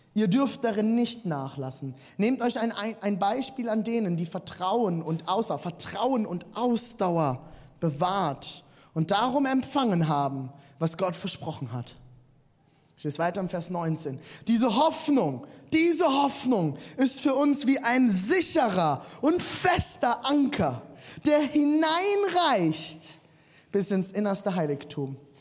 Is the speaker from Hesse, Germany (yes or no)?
no; Rhineland-Palatinate, Germany; Ich bin im Siebenhundert-Seelendorf aufgewachsen